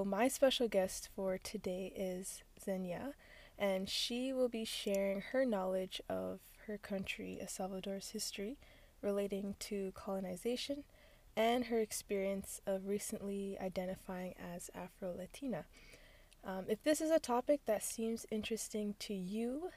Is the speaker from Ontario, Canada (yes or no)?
yes; Ontario, Canada; I'm hailing from Ontario, Canada, with roots in Jamaica, West Africa, and India